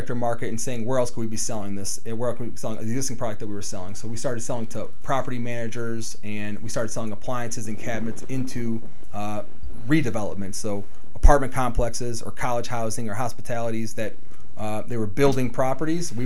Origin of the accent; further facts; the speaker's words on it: Cleveland, Ohio, United States; also born or lived in Puerto Rico / South Euclid; I was born in Puerto Rico. My mom moved to Cleveland, Ohio, out of all places in the country. Moved to Cleveland, Ohio. Her family was here. She was born and raised here. So I was 2 years old.